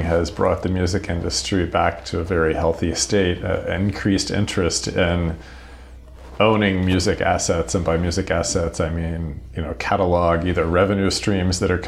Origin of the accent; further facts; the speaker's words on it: United States; I'm an American music and technology lawyer by background